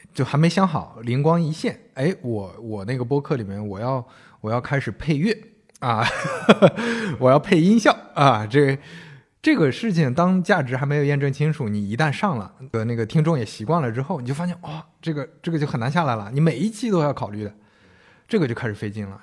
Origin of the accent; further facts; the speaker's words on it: northern China, China; 我们都是北方人